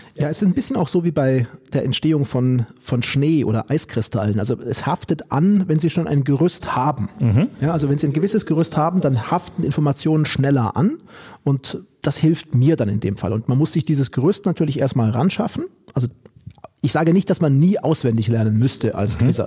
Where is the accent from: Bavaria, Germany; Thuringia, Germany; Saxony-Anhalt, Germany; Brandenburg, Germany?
Bavaria, Germany; Oberstdorf; moved away as an adult; also born or lived in Duisburg-Meiderich; now in Duisburg, Germany; meine Heimat ist Oberstdorf. Da habe ich gelebt die ersten 20 Jahre meines Lebens